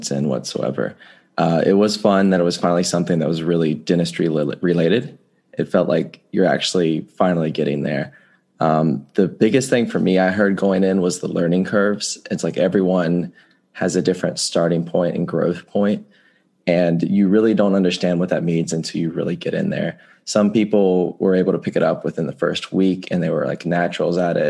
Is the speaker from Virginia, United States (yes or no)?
no; Winston-Salem, North Carolina, United States; I'm from Winston-Salem, North Carolina